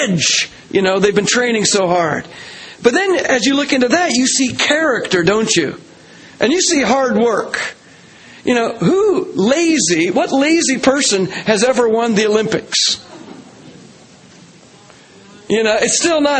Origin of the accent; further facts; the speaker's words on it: Canada; I'm a Canadian.